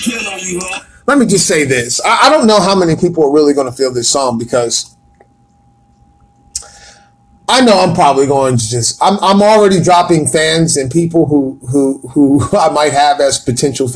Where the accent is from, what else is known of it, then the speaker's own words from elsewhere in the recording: Atlanta, Georgia, United States; I am from Atlanta, Georgia, born at Grady Memorial Hospital, 1970, motherfucking 7, boy. I am from the A. I am one of the original motherfuckers from Atlanta.